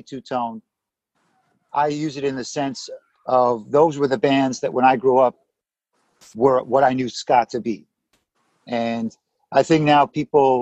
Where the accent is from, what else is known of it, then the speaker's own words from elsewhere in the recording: Toronto, Ontario, Canada; moved away as an adult; also born or lived in London, Ontario; now in Los Angeles, United States; I grew up in Toronto